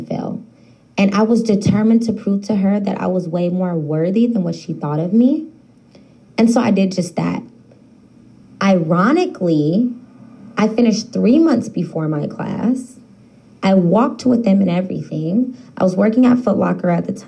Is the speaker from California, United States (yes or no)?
yes; Sacramento, California, United States; I am, in fact, from the heart of the city, downtown to be exact